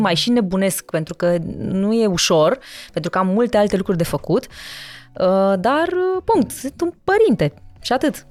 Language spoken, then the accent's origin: Romanian; Târgu Mureș, Mureș County, Romania; also born or lived in Sibiu; now in Bucharest, Romania; M-am născut în Sibiu, da. Uh, am crescut în Târgu Mureș și m-am mutat în București.